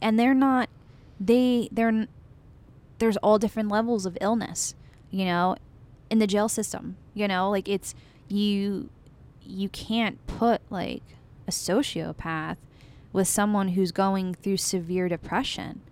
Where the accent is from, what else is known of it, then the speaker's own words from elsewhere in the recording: United States; a woman growing up in America